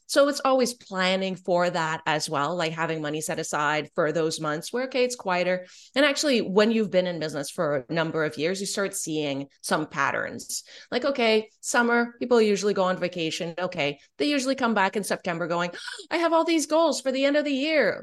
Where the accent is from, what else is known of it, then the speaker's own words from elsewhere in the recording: Canada; I'm French Canadian